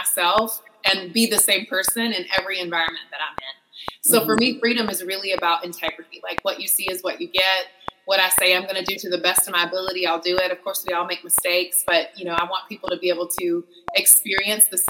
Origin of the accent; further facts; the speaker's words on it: North Carolina, United States; moved away as an adult; I was born and raised in the Southeast in North Carolina, and I lived there for 21 years and loved it